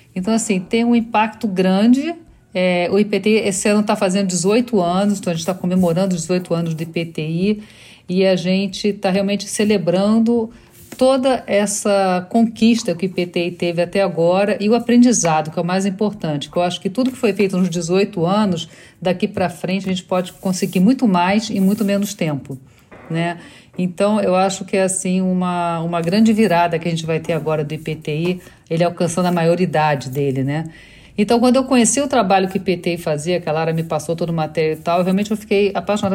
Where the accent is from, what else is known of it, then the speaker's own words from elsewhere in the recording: Rio de Janeiro, Brazil; moved away as an adult; also born or lived in Brussels, Belgium / New York, United States / Scarsdale, United States; now in Miami, United States; eu sou carioca